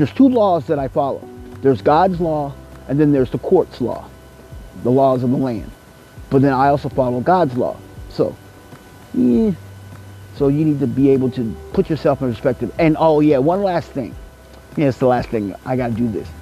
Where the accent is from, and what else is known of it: United States